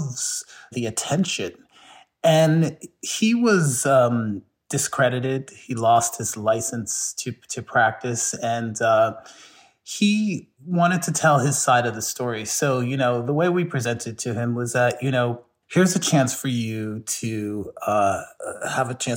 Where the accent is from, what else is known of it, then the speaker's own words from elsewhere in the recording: Philadelphia, Pennsylvania, United States; I came from Philadelphia, but my family originally comes from the South, from Charleston, South Carolina